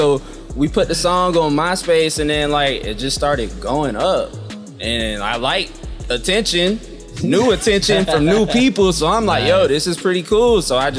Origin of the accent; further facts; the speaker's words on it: Tampa, Florida, United States; also born or lived in St. Petersburg / Fayetteville; Yeah, I was born in Tampa, partially raised in St. Petersburg, Florida. My dad was in the military, so I also stayed where …'s from in Fayetteville, North Carolina.